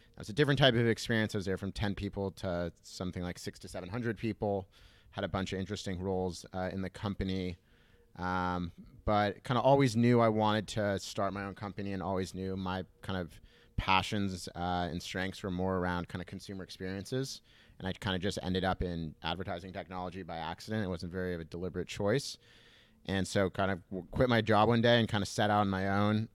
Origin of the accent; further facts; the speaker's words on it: Southern California, United States; I grew up in Southern California, uh, in a little beach town